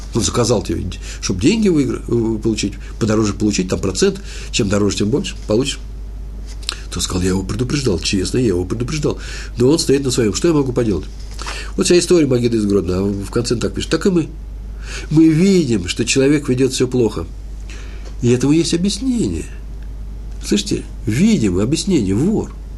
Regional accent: Moscow, Russia; Я москвич

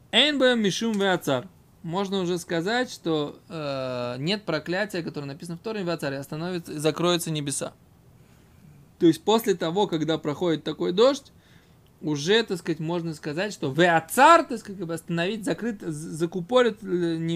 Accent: Voronezh, Voronezh Oblast, Russia; Я из Воронежа просто.

